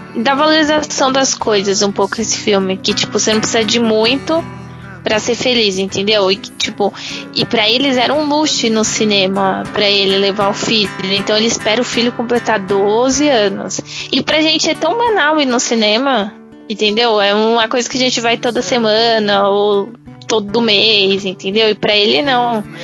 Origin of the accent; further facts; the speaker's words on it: Northeast Region, Brazil; eu sou nordestina